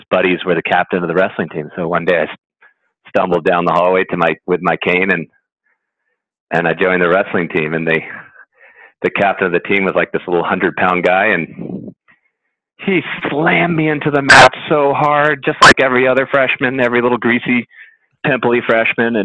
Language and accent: English; Connecticut, United States; when I was a kid growing up in Connecticut